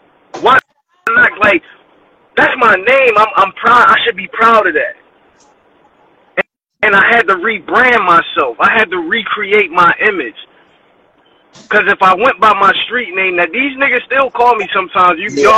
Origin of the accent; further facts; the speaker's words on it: Philadelphia, Pennsylvania, United States; I'm from Philly. I was living in another place.